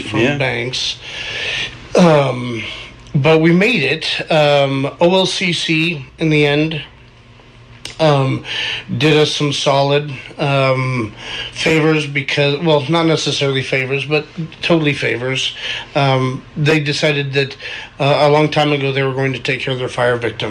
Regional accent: Mill City, Oregon, United States; moved away; I've got a dispensary in my hometown

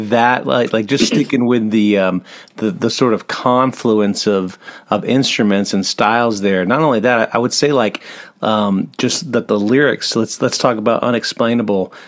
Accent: Atlanta, Georgia, United States; moved away as an adult; also born or lived in Australia; now in Tennessee, United States; I grew up in Atlanta

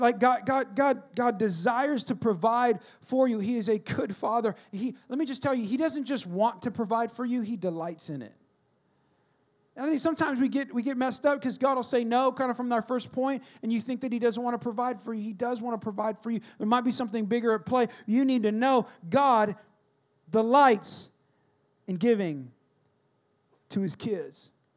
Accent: California, United States; now in Texas, United States; I grew up in California, so I didn't grow up with snow at all

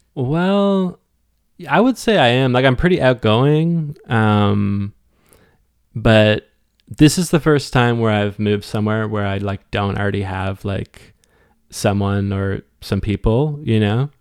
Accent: Westport, Ontario, Canada; moved away as an adult; also born or lived in Cobourg, Ontario / Ottawa / Halifax / Toronto; now in St. John's, Canada; somewhere in the middle of elementary, I moved to Westport, Ontario, uh, which is a small town, like, north of, um, Kingston, about forty-five minutes

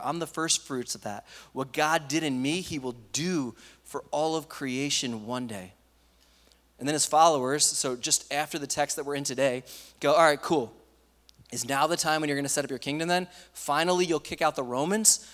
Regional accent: East Coast, United States; moved away; I grew up in the East Coast

